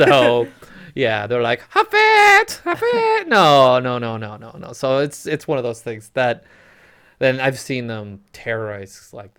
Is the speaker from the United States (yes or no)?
yes; Phoenix, Arizona, United States; moved away; and I'm from Phoenix.